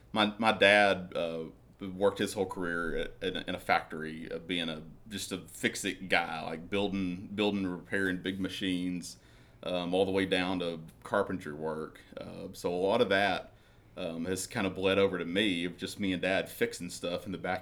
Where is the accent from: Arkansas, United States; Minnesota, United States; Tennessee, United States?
Arkansas, United States; Vilonia; I'm from Vilonia.